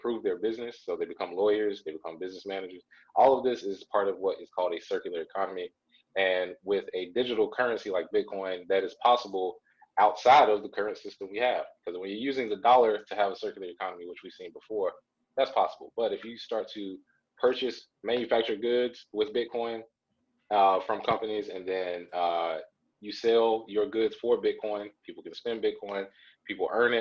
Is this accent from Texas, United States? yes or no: no; Charlotte, North Carolina, United States; neighborhoods where I grew up in Charlotte, North Carolina